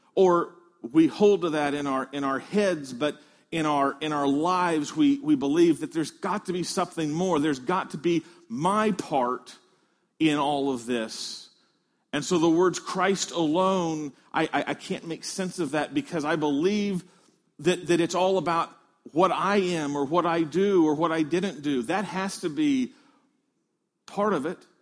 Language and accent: English; Midwest, United States; moved away; I came from the Midwest where there are a lot of chicken farms